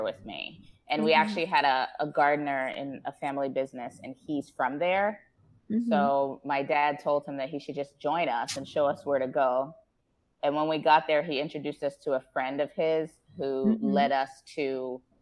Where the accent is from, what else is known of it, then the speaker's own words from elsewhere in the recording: New Jersey, United States; moved away as an adult; now in Ghana; I was born and raised in New Jersey in the U.S. and my father is Ghanaian, but my mom is African-American.